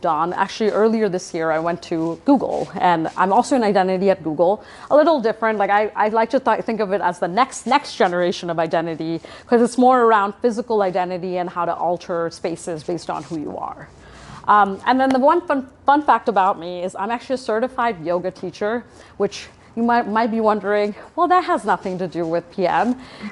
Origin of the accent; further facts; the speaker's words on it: Toronto, Ontario, Canada; I'm from Toronto, I'm Canadian